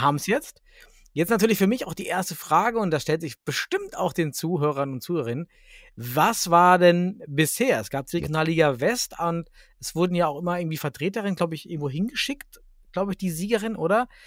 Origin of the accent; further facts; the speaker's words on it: Germany; wir als Deutsche